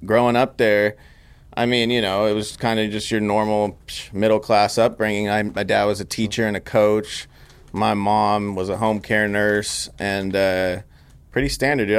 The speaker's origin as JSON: {"language": "English", "town": "Grass Valley", "region": "California", "country": "United States", "tie": "born or raised there", "also_born_or_lived": "Sacramento / Los Angeles", "moved": "as an adult", "said": "I grew up in Grass Valley, California."}